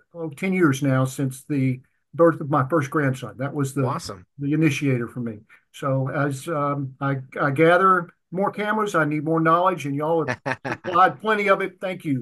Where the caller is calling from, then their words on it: Covington, Louisiana, United States; I am calling you from Covington, Louisiana, which is just north of New Orleans.